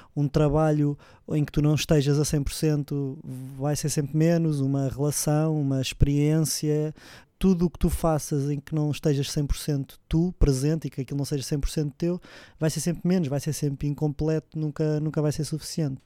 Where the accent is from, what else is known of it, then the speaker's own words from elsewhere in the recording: Lisbon, Portugal; sou aqui de Lisboa